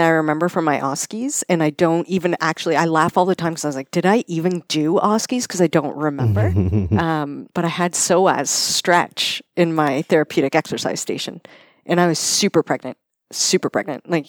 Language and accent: English; Cambridge, Ontario, Canada; I'm from here. I grew up in Cambridge.